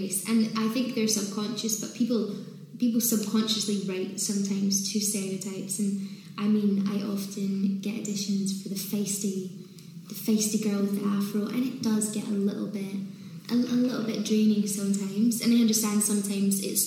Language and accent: English; Scotland, United Kingdom; moved away; also born or lived in London; I did find it hard growing up in Scotland